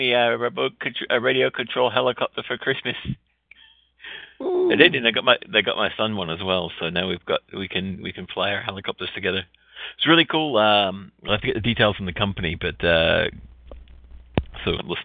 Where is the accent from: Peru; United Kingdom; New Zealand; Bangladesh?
New Zealand; moved away; I'm from New Zealand